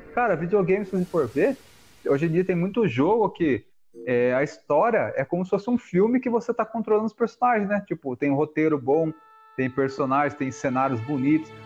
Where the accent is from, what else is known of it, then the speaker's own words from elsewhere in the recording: Alumínio, São Paulo, Brazil; moved away; eu morei lá há 15 anos